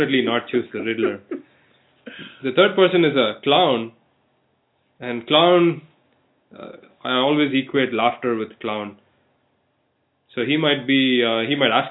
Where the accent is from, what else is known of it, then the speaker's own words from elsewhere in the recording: southern India, India; moved away; I come from Southern India, where we have a lot of festivals